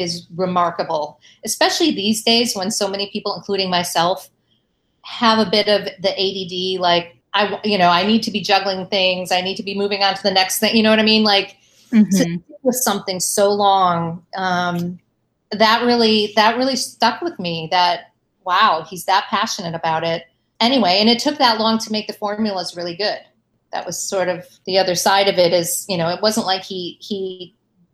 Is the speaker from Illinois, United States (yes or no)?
yes; Chicago, Illinois, United States; moved away; also born or lived in Indiana; I actually grew up in Chicago in the Midwest in a very, suburban